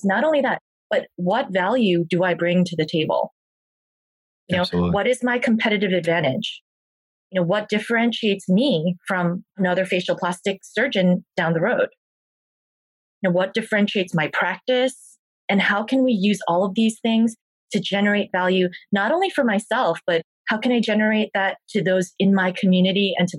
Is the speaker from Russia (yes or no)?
no; South Korea; now in United States; I'm Korean. I was born in South Korea